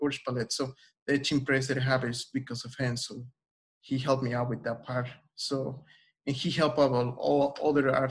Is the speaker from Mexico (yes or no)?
yes; Oaxaca, Mexico; moved away; I'm from Oaxaca